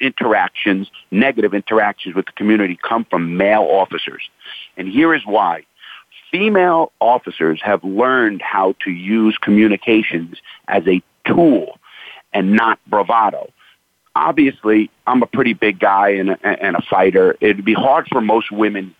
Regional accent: New York City, New York, United States; I grew up, born and raised in the Bronx in Brooklyn, New York

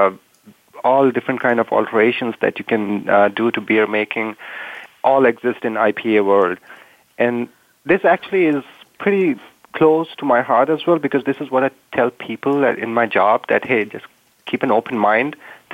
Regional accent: India; now in United States; I am originally from India

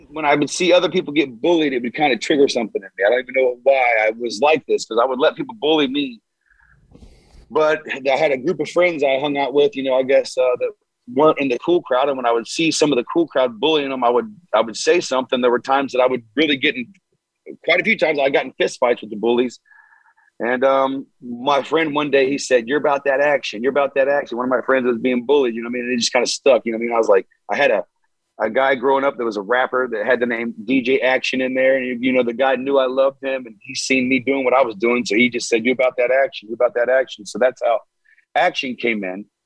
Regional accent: Hamilton, Ohio, United States; I'm from complete different town than he's from. I'm from Hamilton

